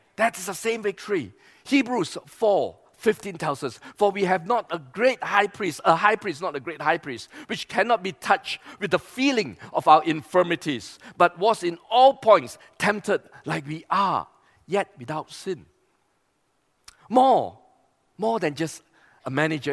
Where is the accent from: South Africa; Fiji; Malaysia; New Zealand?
Malaysia; East Malaysia; we come from East Malaysia